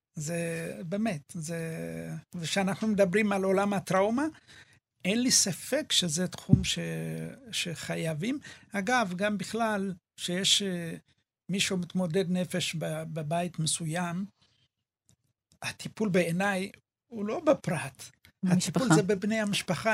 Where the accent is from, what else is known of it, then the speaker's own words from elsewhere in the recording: Ethiopia; now in Israel; אני אתיופי